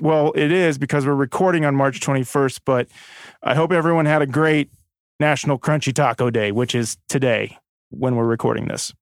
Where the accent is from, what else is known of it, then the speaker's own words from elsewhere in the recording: Stanley, Kansas, United States; It's my hometown. It's where I went to middle school, high school